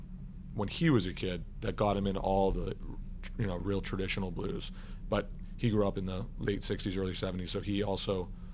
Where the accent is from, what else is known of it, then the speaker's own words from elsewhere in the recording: New Hampshire, United States; I mean, I grew up in New Hampshire.